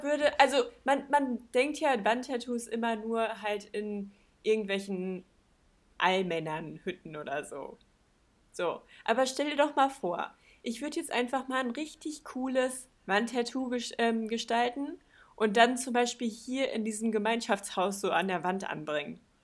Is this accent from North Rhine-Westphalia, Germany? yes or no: yes; Balve, North Rhine-Westphalia, Germany; bei uns in Balve